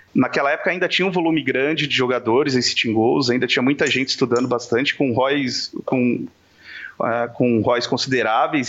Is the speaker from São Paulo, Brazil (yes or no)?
yes; Diadema, São Paulo, Brazil; now in Florianópolis, Brazil; sou de Diadema, de São Paulo